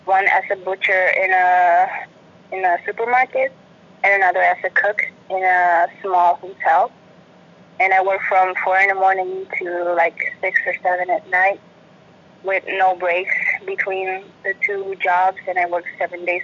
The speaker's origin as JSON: {"language": "English", "town": "Vieques", "country": "Puerto Rico", "tie": "born or raised there", "moved": "as an adult", "lives_now": "Santa Cruz, United States", "said": "I was born in Puerto Rico, and I lived my whole life in the little island of Vieques, which is a tiny little island on the east of Puerto Rico, but it's part of Puerto Rico"}